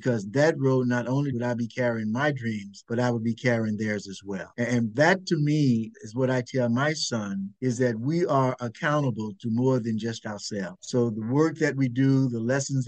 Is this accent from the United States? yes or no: yes; Mississippi Delta, United States; moved away; growing up on the Mississippi Delta